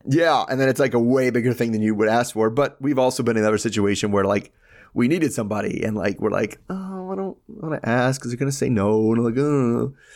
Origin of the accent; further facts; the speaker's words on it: United States; I'm American